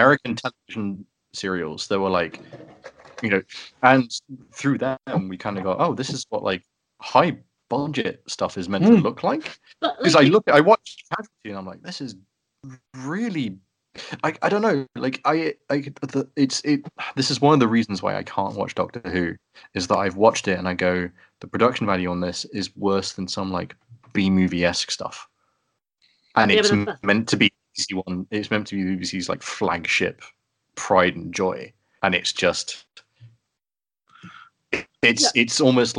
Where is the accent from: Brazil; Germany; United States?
Germany; One of the greatest things when I grew up, well, when I was growing up in Germany. So there were a lot more TV channels in Germany, so you had a lot more choice. Being a British kid in Germany kind of limits what I can watch on TV.